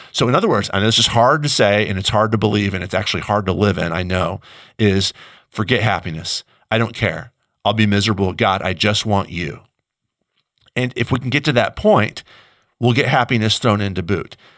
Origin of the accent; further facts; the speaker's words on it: United States; I, as American